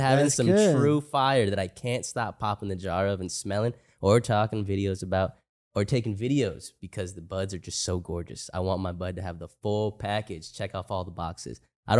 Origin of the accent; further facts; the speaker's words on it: Oklahoma, United States; I'm from Oklahoma and I've been smoking for over a decade. Used to go to Colorado to get flower